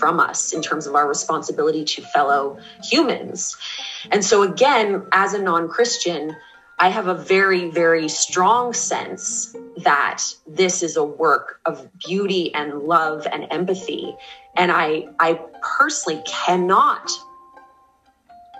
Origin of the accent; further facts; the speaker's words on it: Canada; I say this as a Canadian